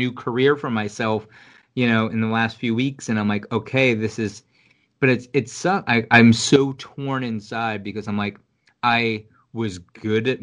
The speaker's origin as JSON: {"language": "English", "country": "United States", "said": "we as Americans"}